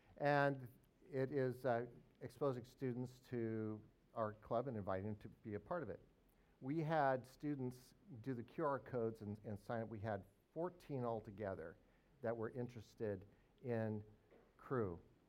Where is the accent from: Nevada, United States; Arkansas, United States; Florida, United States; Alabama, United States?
Arkansas, United States; Northern; I'm from Northern Arkansas. That's where I'm based.